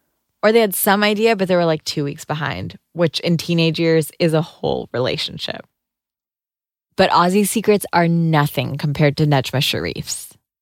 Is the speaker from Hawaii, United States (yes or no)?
no; Rochester, Minnesota, United States; it's kind of hard being a player when you're a Somali-American teenage girl growing up in Rochester, Minnesota, and you aren't actually allowed to talk to boys.